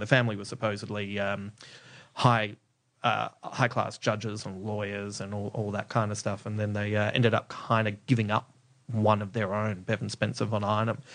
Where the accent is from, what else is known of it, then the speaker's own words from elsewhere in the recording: Adelaide, South Australia, Australia; I grew up in Adelaide